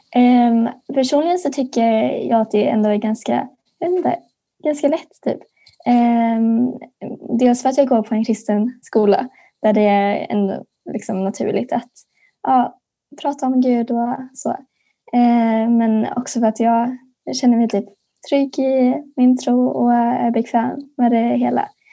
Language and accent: Swedish; Örkelljunga, Skåne, Sweden; går på den kristna friskolan Solängsskolan i Örkelljunga, Skåne